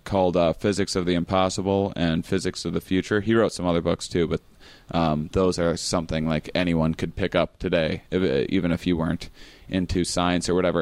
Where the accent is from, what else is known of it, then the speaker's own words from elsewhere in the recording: small town outside La Crosse, Wisconsin, United States; a small town in, in Wisconsin. It's outside of the city called La Crosse.